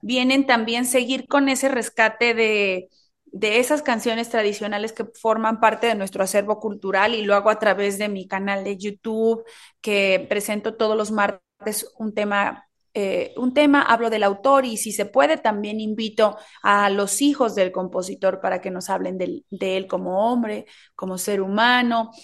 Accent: Oaxaca, Mexico; el sazón de mi tierra

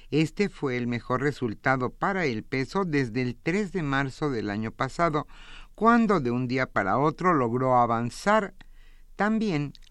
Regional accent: Mexico; para nosotros como mexicanos

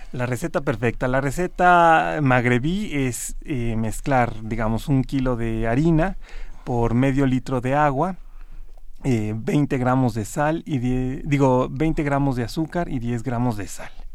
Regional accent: Mexico; aquí en México se producía el azúcar y se producían unas cantidades increíbles

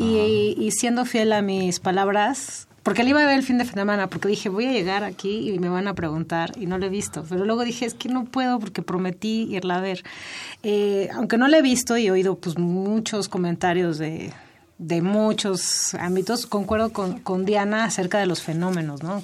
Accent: Mexico; como mexicanos

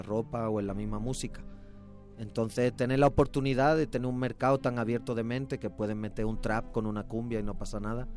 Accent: Andalusia, Spain; moved away as an adult; also born or lived in Madrid, Spain; now in Mexico; Yo nací, nací en el sur, en Andalucía, ah, en el sur de España, y luego con 18, 20 años me fui a vivir a Madrid

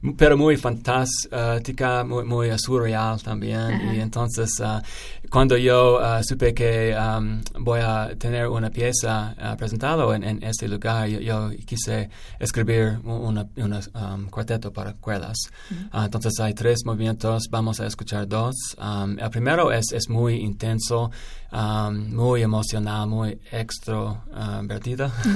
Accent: Arizona, United States; Spanish is a second language; yo vivía en uh, Arizona

